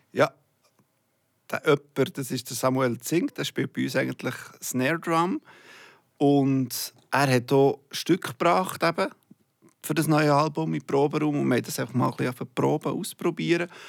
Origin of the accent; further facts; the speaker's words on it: Bern, Switzerland; moved away as an adult; now in Zurich, Switzerland; Ich bin schon lang, länger nicht mehr zu Bern